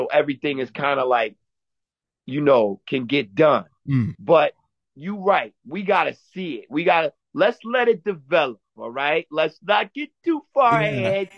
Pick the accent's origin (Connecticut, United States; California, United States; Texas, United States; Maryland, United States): Connecticut, United States; Stamford; also born or lived in Mount Vernon, New York